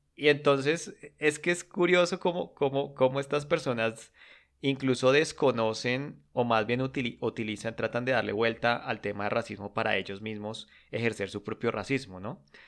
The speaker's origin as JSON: {"language": "Spanish", "country": "Colombia", "said": "yo como colombiano"}